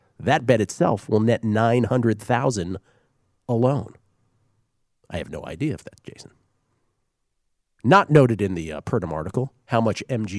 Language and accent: English; East Coast, United States; those of us who grew up on the East Coast